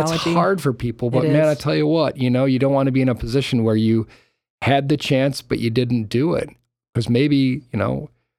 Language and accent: English; Park Ridge, Illinois, United States; For thin crust, I really do like Pizza Factory because it reminds me of the pizza that I grew up with down in Park Ridge.